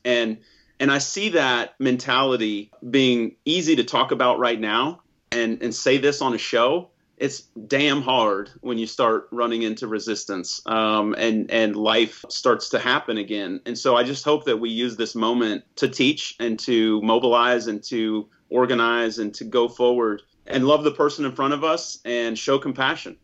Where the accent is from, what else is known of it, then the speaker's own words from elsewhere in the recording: United States; I'm as American as they come